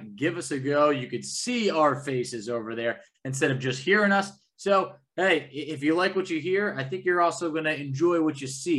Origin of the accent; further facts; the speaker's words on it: New York, United States; now in Washington, D.C., United States; I am moving from Washington, D.C., to New Jersey, a little bit closer to where I'm from in terms of New York.